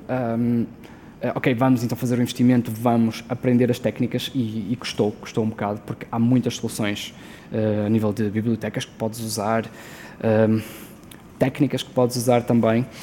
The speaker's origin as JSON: {"language": "Portuguese", "town": "Porto", "region": "Norte", "country": "Portugal", "said": "nós somos do Porto, ou, ou pelo menos perto do Porto"}